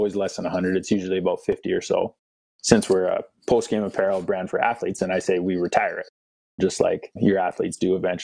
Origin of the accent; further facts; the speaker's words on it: Winnipeg, Manitoba, Canada; moved away as an adult; also born or lived in North Dakota / Lethbridge, Alberta / Louisiana / Calgary; I grew up in Winnipeg, Manitoba.